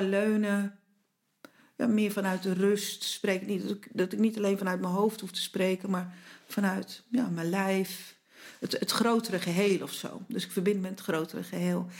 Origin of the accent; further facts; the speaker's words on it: Zeeland, Netherlands; moved away; verhuisden wij naar Zeeland, waar wij, mijn man en ik vandaan komen.